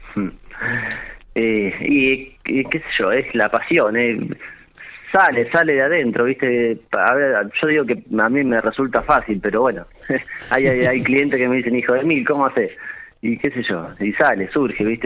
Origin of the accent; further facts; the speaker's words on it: General Pico, La Pampa, Argentina; moved away; also born or lived in Santa Rosa / Intendente Alvear; Yo soy nacido en Pico